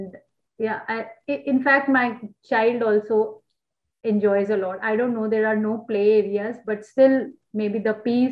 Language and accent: English; New Delhi, Delhi, India; moved away as an adult; now in Osaka, Japan; We are from New Delhi